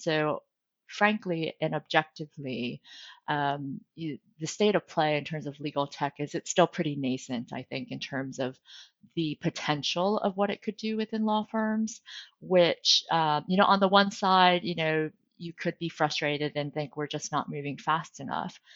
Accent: United States; moved away as an adult; also born or lived in New York City, United States; now in London, United Kingdom; as an American lawyer working internationally

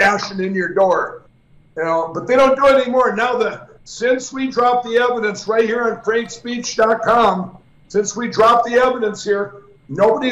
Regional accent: Minnesota, United States; I haven't been back to my home state of Minnesota

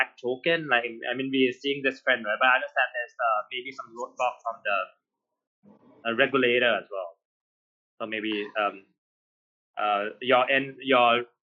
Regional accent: Thailand; we are from Thailand

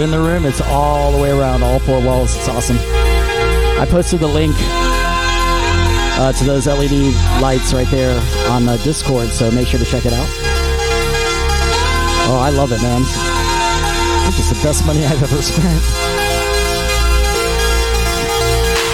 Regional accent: Tampa, Florida, United States; We grew up here in Tampa together

